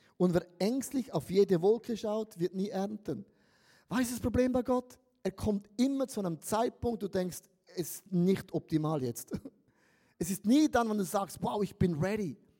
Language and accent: German; Switzerland; Ich bin ja ein Schweizer